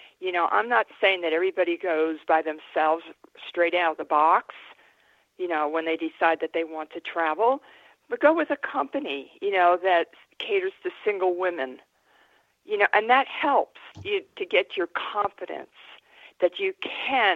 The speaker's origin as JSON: {"language": "English", "country": "United States", "said": "I'm an American"}